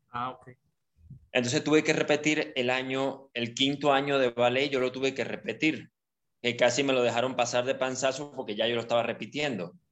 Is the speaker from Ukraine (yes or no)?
yes; Ukraine; Bueno, resulta que soy ucraniano, este